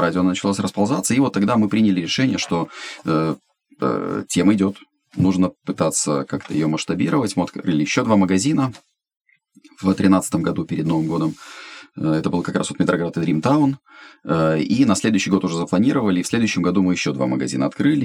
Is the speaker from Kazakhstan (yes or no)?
no; Estonia; moved away as an adult; also born or lived in Ukraine; now in Kyiv, Ukraine; я эстонец, живу в Украине 18 лет